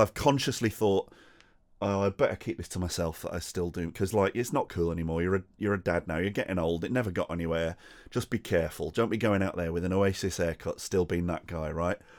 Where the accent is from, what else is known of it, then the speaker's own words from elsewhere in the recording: United Kingdom; as a British person